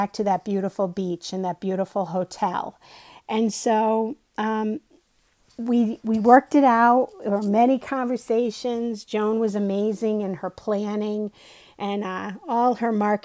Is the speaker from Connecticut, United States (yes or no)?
yes; Connecticut, United States; also born or lived in Boston, Massachusetts; now in Medfield, United States; I'm originally from Connecticut. That's why I have a funny accent.